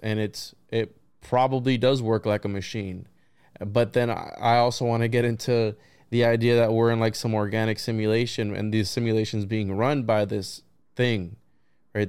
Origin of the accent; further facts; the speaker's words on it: Florida, United States; also born or lived in Puerto Rico; I'm a Florida boy